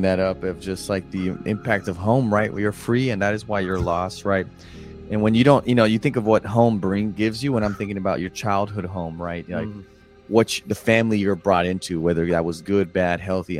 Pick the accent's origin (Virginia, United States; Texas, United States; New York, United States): Texas, United States; South; moved away; going back home to where I was born and raised in South Texas, right? That's where I was born and raised.